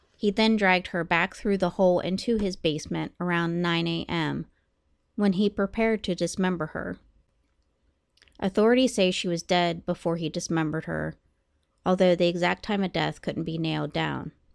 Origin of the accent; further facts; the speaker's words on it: United States; also born or lived in Columbus, Ohio; My hometown is about an hour from Pittsburgh